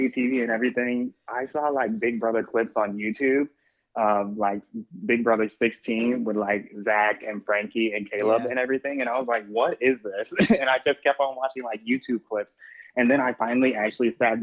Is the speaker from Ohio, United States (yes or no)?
no; Chicago, Illinois, United States; I am from Chicago